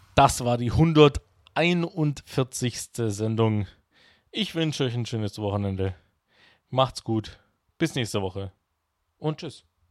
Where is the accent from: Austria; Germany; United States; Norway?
Germany; Karlsruhe, Baden-Württemberg; ich komme aus Karlsruhe